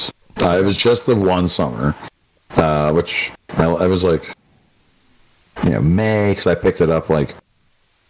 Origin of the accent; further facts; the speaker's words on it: Appalachia, United States; also born or lived in Kent State (Ohio); they gave me a scholarship for being Appalachian as a minority